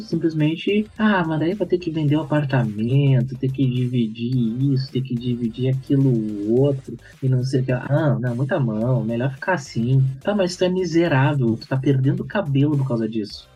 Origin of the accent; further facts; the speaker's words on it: Porto Alegre, Rio Grande do Sul, Brazil; eu sou de Porto Alegre, Rio Grande do Sul